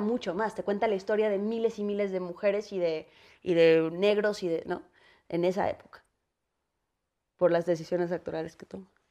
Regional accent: Mexico; also born or lived in United States; como mexicanos

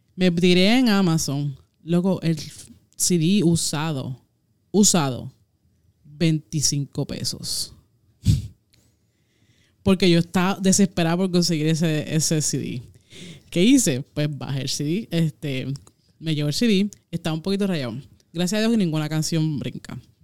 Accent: Puerto Rico; en mi pueblo, este, yo que no tengo carro, eh, había una, solamente una discotienda

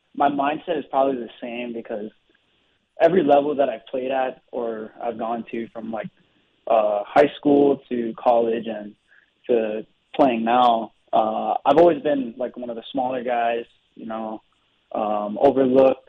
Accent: Hawaii, United States; moved away as an adult; I was raised in Hawaii.

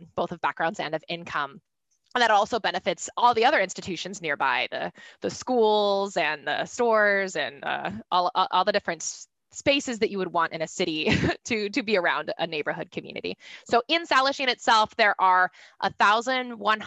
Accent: Tacoma, Washington, United States; I grew up in the Tacoma area in general

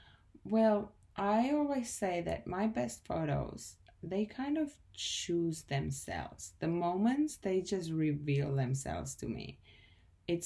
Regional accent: Czechia; moved away as an adult; now in Australia; I'm from the Czech Republic, but I have been living in Australia for the past 6 years and I'm a photographer.

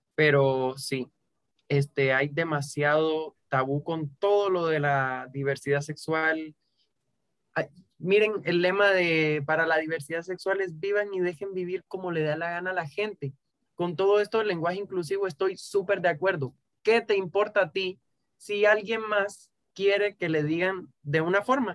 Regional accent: Cuba; moved away as an adult; now in Guatemala; Llevo seis años viviendo en Guatemala, pero yo nací y me crié en Cuba

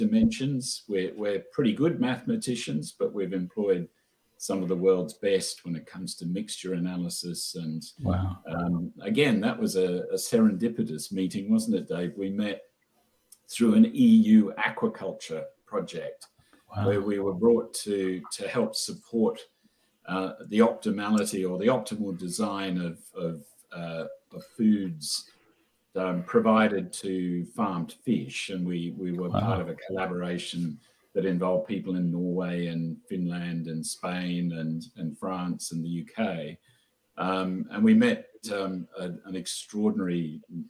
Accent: Queensland, Australia; moved away as an adult; also born or lived in London / Oxford; I'm a Queenslander

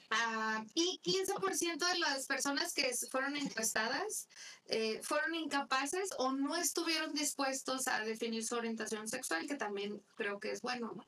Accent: Mexico; yo soy mexicana

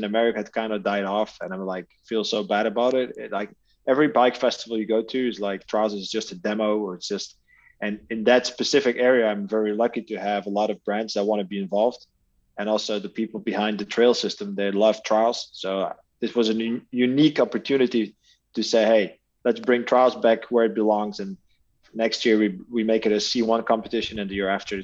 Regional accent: Aalter, Flanders, Belgium; I'm in Belgium, so Alter, you guys remember from the World Cups, that's my hometown

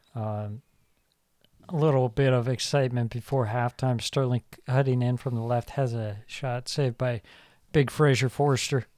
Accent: Ireland; I say this as an Irishman

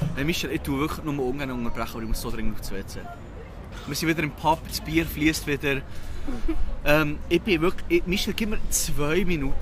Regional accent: Switzerland; accent: Swiss German; now in London, United Kingdom; ich rede auf Schweizerdeutsch

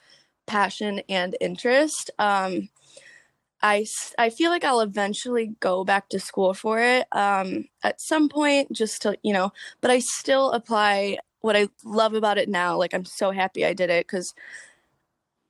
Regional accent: suburbs of Detroit, Michigan, United States; Suburbs of Detroit. So like 45 minutes, an hour out.

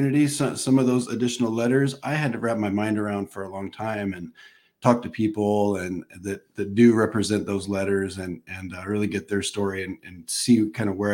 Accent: Southern Indiana, United States; also born or lived in Los Angeles area, California; now in Los Angeles, United States; I'm a Midwestern boy from Southern Indiana, growing up in the Bible Belt, in the 80s

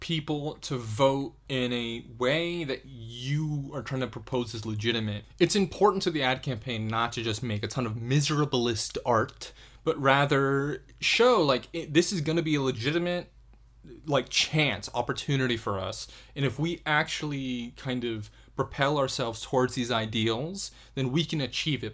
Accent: United States; as an American

